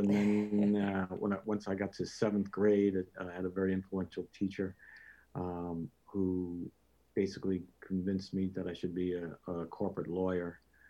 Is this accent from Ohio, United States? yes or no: no; Long Island, New York, United States; I grew up, yes, just outside New York City, out on Long Island.